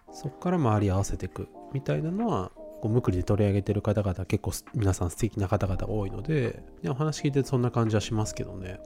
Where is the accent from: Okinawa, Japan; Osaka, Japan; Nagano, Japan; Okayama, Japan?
Nagano, Japan; moved away; 地元は長野なんだけど